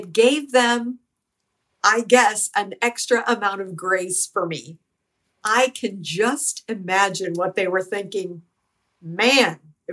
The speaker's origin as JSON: {"language": "English", "country": "United States", "said": "I'm not Jewish. I'm American."}